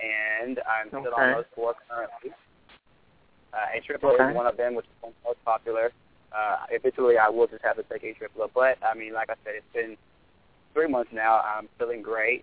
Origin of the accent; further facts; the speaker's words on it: Arkansas, United States; moved away; I'm from Arkansas